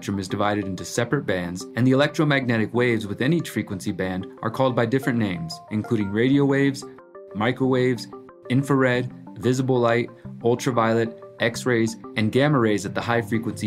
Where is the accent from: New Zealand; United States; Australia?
United States; Houston, Texas; my hometown of Houston, Texas